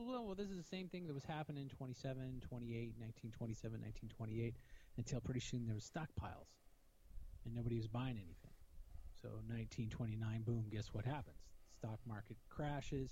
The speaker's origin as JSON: {"language": "English", "country": "United States", "said": "I'm from America"}